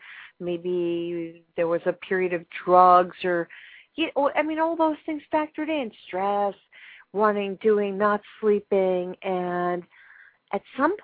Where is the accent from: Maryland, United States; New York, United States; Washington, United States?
New York, United States; I'm a New Yorker